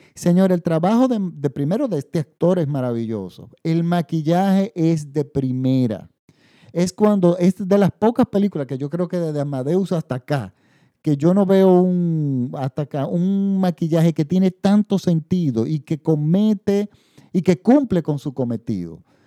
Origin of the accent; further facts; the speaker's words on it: Dominican Republic; En mi país